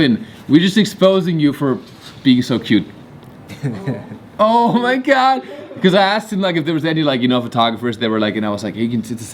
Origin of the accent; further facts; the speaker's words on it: Germany; moved away; I had to go back to Germany